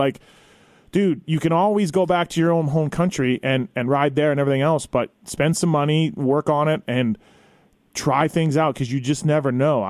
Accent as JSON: {"language": "English", "country": "Canada", "said": "I'm from Canada"}